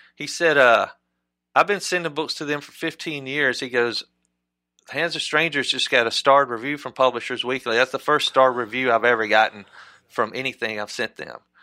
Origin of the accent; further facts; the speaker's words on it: South Mississippi, United States; also born or lived in Europe; now in Oxford, United States; growing up in South Mississippi